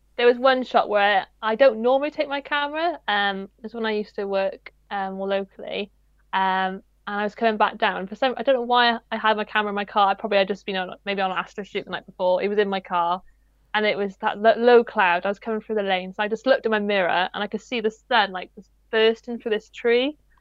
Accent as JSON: {"language": "English", "region": "Wales", "country": "United Kingdom", "said": "I'm Welsh, I am absolutely awful at pronouncing Welsh names."}